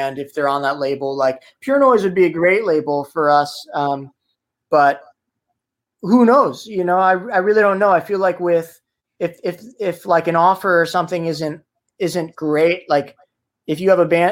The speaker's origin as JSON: {"language": "English", "region": "New Jersey", "country": "United States", "accent": "Jersey"}